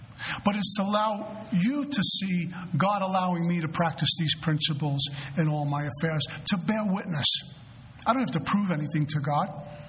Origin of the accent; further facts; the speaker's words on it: Colorado, United States; I'm from Colorado.